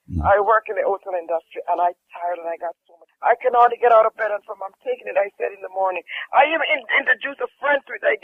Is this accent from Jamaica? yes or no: yes; Jamaica; I'm from Jamaica.